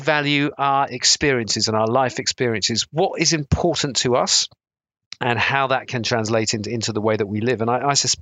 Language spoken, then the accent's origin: English; South Devon, South West England, United Kingdom; I grew up in South Devon